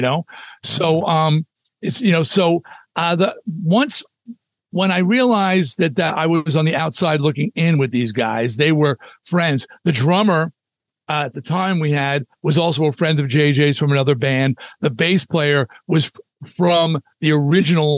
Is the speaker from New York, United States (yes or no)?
yes; Long Island, New York, United States; I was from Long Island.